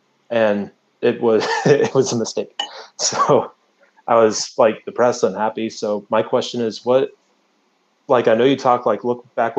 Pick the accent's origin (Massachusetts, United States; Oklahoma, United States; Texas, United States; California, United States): Texas, United States; Dallas; Texas. Dallas, Texas.